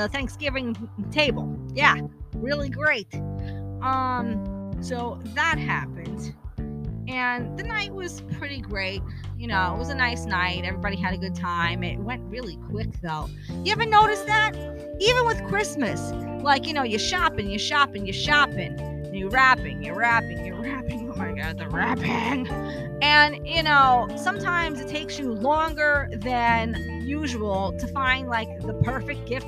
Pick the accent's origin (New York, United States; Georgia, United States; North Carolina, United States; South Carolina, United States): New York, United States; New York City; I'm originally from Brooklyn. New York native